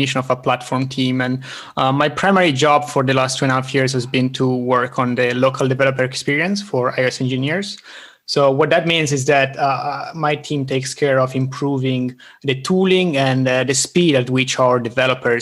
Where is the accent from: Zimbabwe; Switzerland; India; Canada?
Switzerland; Italian part of Switzerland, Italian-speaking Switzerland; now in Stockholm, Sweden; I'm originally from the Italian part of Switzerland. I'm now living in Stockholm, Sweden